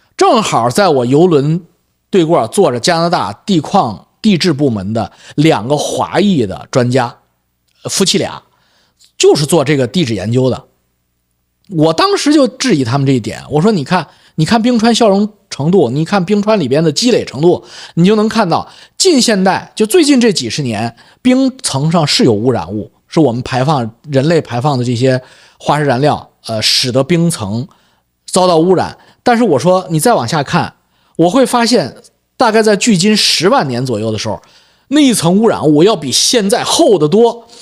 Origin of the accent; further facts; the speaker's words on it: China; accent: Chinese accent (in English); moved away as an adult; also born or lived in Beijing; now in Vancouver, Canada; 我是有中国口音